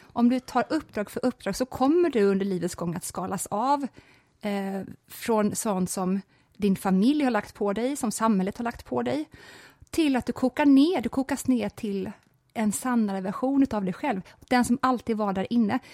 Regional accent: Småland, Sweden; när jag växte upp i Småland

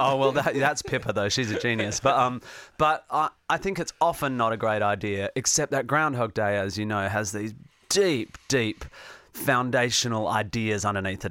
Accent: Perth, Western Australia, Australia; also born or lived in Northampton, England; by the time I was one, I was back in Perth, West Australia.

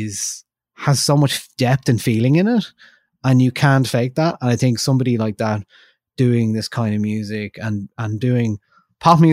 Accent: Ireland; we're from Ireland, we speak English

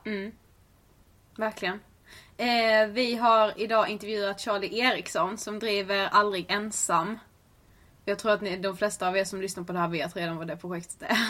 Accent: Blekinge, Sweden; now in Stockholm, Sweden; vi är tillbaka i Stockholm mm. efter en helg hemma i Blekinge.

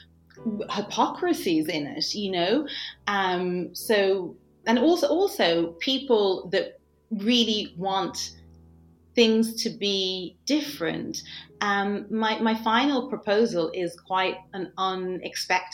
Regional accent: Ireland; growing up in Ireland

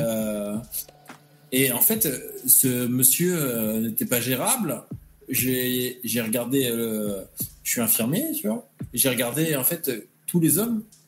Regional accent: Normandy, France; moved away; Je suis un Normand

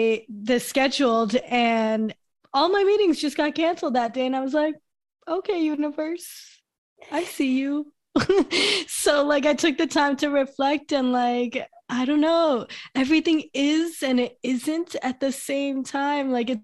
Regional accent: Brooklyn, New York, United States; born there; So I was born in New York, Brooklyn, New York, 1991.

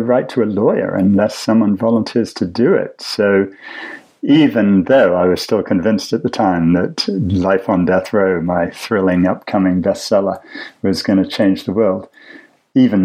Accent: England, United Kingdom; as an English public schoolboy

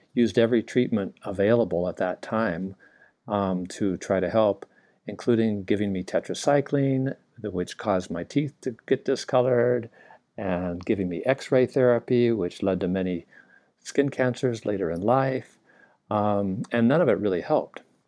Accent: Southern California, United States; now in Hawaii, United States; I grew up in Southern California

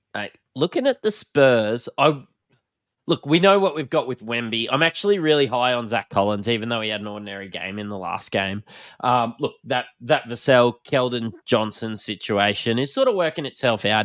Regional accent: Australia; accent: bogan; We're from Australia, if you can't tell by my bogan accent

